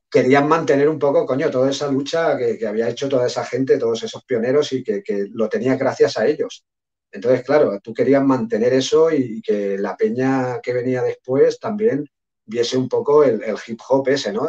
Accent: Sabadell, Catalonia, Spain; yo soy de Sabadell, es una ciudad relativamente grande, pero no es Barcelona o Madrid.

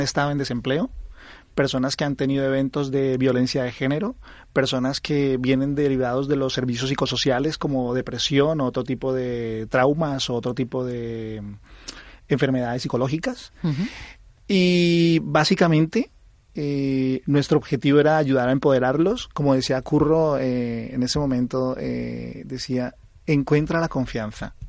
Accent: Colombia; accent: Colombian; now in Spain; soy colombiano, creo que se nota por mi acento

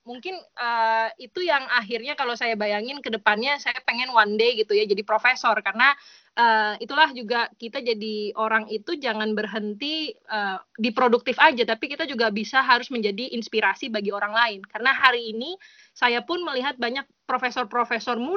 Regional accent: Java, Indonesia; tapi karena saya orang Jawa saya pernah pernah tahu pernah ngerti kalau itu konsep itu ada udah di Indonesia tuh ada ya, gitu.

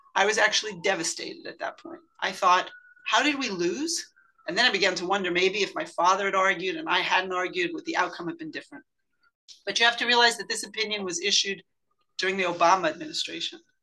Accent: United States; I grew up in the United States, an American citizen

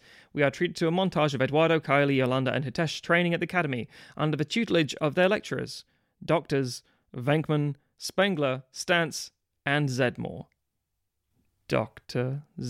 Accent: London, United Kingdom; I'm from London, I'm complaining.

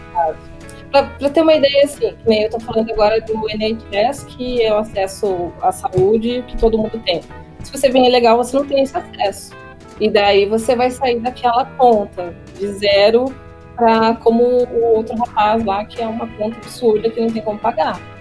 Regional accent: Brazil; moved away as an adult; now in United Kingdom; sou brasileira sim, sou mestiça sim

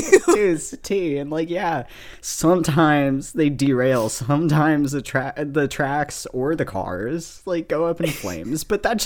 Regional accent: California Bay Area, United States; now in Boston, United States; I am 21. I live in Boston, but I am originally from the California Bay Area.

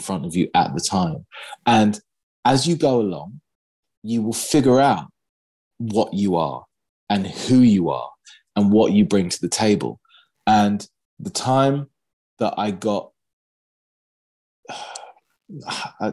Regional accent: London, United Kingdom; in my hometown

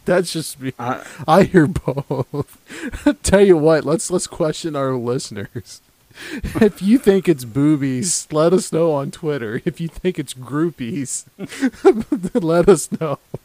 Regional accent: the South, United States; I'm from the South. I don't I don't pronounce things correctly.

